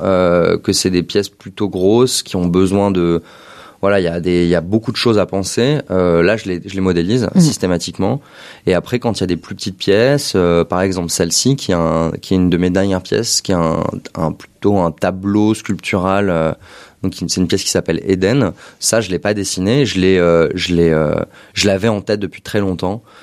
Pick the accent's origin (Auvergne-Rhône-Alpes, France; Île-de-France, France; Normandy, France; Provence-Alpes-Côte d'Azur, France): Île-de-France, France; Paris; moved away as an adult; also born or lived in London; je suis né à Paris